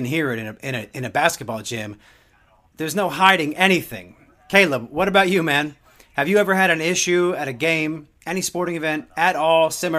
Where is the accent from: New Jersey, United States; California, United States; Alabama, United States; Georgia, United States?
New Jersey, United States; now in Houston, United States; Growing up in New Jersey, I'd been to Philadelphia Philly games. And I'm a Mets fan.